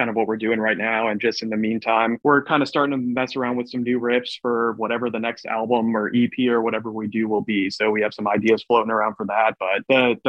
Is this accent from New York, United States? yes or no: no; Medford, Oregon, United States; we're from Medford, Oregon, which is about 4 hours south from Portland